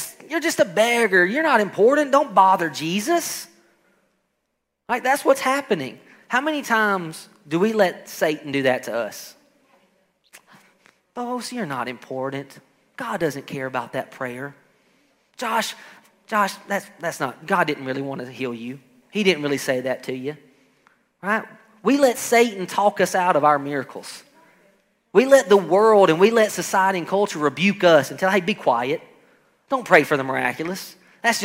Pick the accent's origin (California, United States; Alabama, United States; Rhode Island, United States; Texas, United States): Alabama, United States; I come from Alabama, and we do a lot of farming there